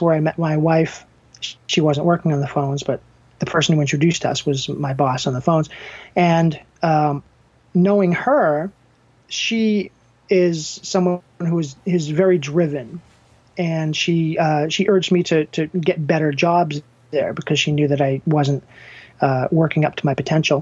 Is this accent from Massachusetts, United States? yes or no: yes; Danvers, Massachusetts, United States; born or raised there